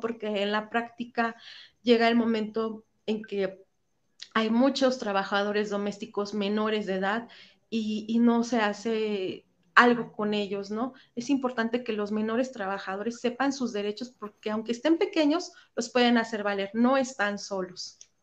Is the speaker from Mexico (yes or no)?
yes; Mexico